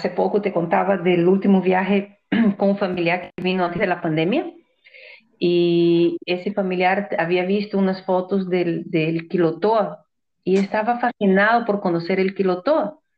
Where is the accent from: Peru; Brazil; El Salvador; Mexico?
Brazil; now in Ecuador; Es mi tierra, yo sé, Brasil es mi país pero yo salí muy joven de Brasil y no conozco cómo debería de conocer mi país. Creo que conozco más Ecuador que, Brasil.